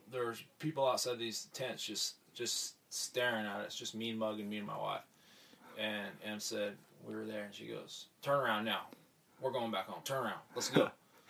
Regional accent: California, United States; Over in California, I was from the Central Valley where there's a lot of agriculture, lived out in the country, and a small town.

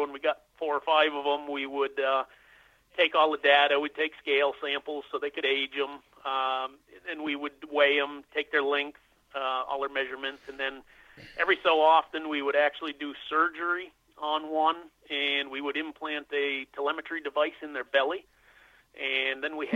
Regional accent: Western Massachusetts, United States; local to where I grew up in Western Massachusetts

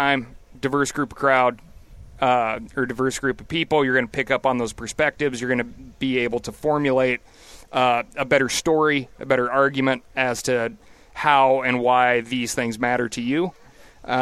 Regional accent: Montana, United States; I live in Bozeman, Montana. I always call it Bo's Angeles these days, because it's just like an exploding, crazy rate of growth for my home state.

